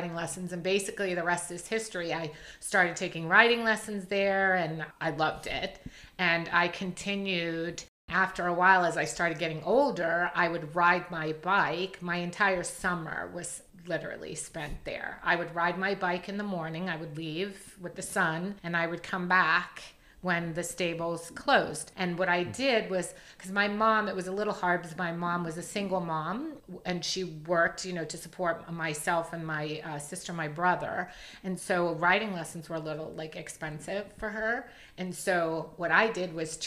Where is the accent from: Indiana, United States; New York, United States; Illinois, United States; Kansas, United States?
New York, United States; also born or lived in Catskill Mountains, New York; I was born and raised in New York, but the first 7 years or so, I lived in upstate New York